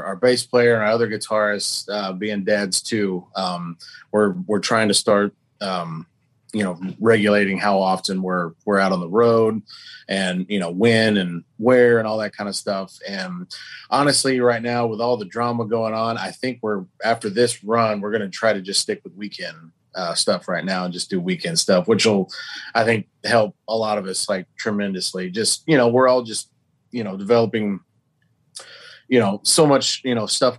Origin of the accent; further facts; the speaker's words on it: Oklahoma, United States; we're all from Oklahoma